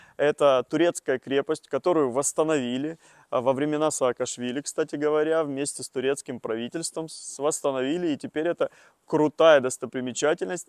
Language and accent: Russian; Tula Oblast, Russia; Тульская область, это у меня место рождения, Тульская область